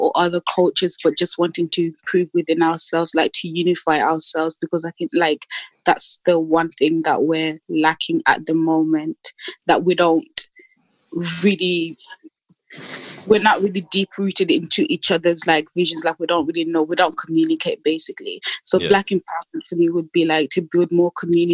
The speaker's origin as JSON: {"language": "English", "town": "Birmingham", "region": "West Midlands", "country": "United Kingdom", "said": "I'm from Birmingham"}